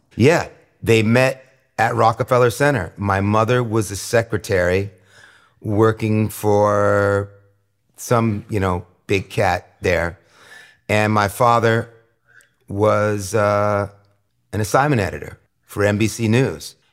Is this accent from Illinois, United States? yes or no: no; New York City, New York, United States; growing up in New York City in the late sixties as a, you know, very small child